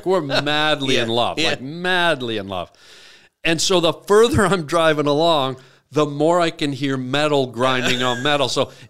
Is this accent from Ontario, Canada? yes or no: yes; Toronto, Ontario, Canada; I grew up in North York at Leslie and Dom Mills, right in the shadow of Fairview Mall.